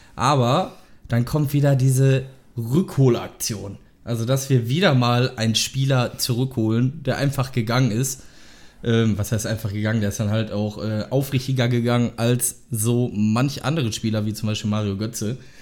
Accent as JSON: {"language": "German", "town": "Lünen", "region": "North Rhine-Westphalia", "country": "Germany", "said": "ich komme aus Lünen, das liegt in der Nähe von Dortmund"}